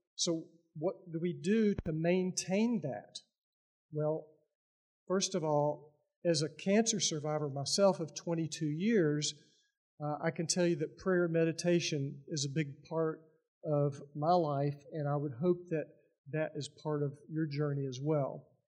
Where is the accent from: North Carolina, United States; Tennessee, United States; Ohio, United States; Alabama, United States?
Tennessee, United States; Lebanon; I am from Lebanon, Tennessee, which is a historical town about 30 miles east of here.